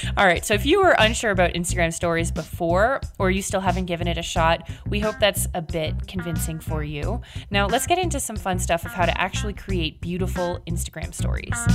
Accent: Canada; I'm Canadian

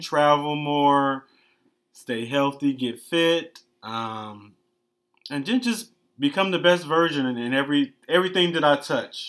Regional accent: Detroit, Michigan, United States; moved away as an adult; now in Miami, United States; born and raised in Detroit, Michigan.

